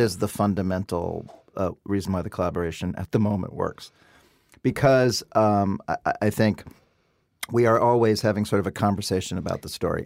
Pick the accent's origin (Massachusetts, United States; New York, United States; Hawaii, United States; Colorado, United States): New York, United States; New York City; I come from Brooklyn.